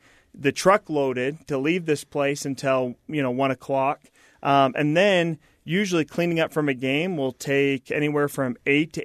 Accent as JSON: {"language": "English", "town": "Washington", "region": "District of Columbia", "country": "United States", "tie": "born or raised there", "also_born_or_lived": "Utah", "moved": "yes", "said": "I grew up in Washington, D.C."}